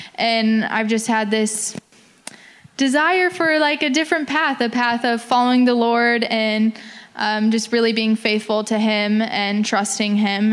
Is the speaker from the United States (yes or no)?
yes; Kansas, United States; moved away; I'm from Kansas.